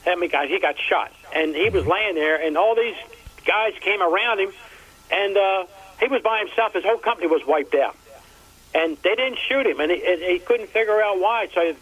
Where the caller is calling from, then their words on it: Baltimore, Maryland, United States; I'm calling from Baltimore.